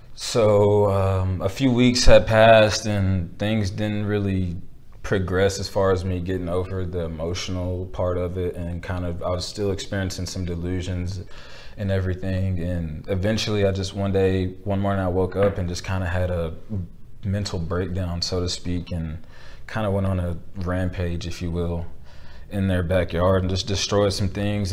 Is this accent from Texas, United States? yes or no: yes; Belton, Texas, United States; my hometown